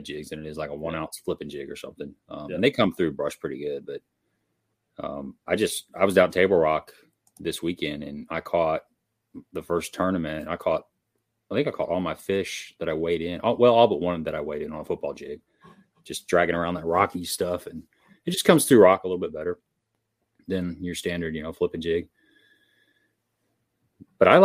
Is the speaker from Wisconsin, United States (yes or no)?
no; Cape Girardeau, Missouri, United States; I'm from Cape Girardeau, Missouri, which is about 100 miles south of St. Louis.